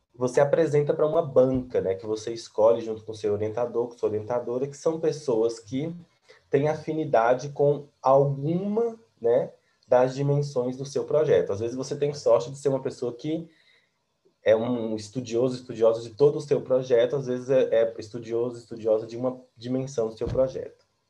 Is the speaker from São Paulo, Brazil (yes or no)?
no; interior of Bahia, Brazil; moved away as an adult; now in Brasília, Brazil; E eu sou da Bahia, do interior da Bahia